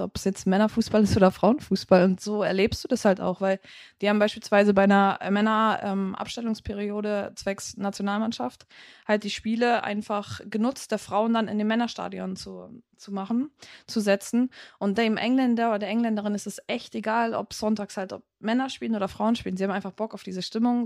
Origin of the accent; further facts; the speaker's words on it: Germany; bei uns in Deutschland